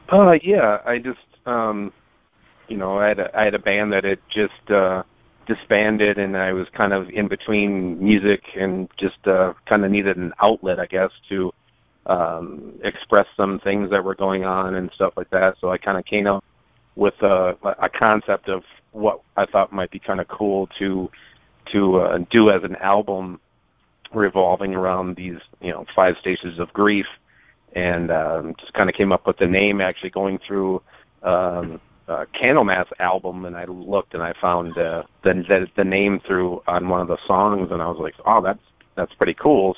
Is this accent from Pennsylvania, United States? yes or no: no; Minnesota, United States; I'm from Minnesota